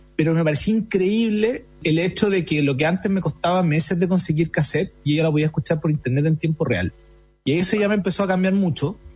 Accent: Iquique, Tarapacá, Chile; moved away; also born or lived in Santiago; soy iquiqueño y me gusta decirlo porque en mi ciudad donde nací, los iquiqueños amamos Iquique

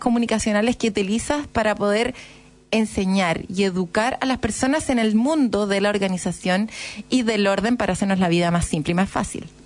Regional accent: Chile; somos los chilenos

